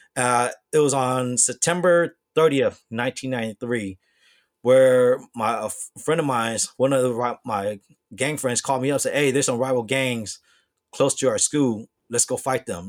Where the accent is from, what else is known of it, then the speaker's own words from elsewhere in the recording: Bay Area, California, United States; also born or lived in Hong Kong; growing up in the Bay Area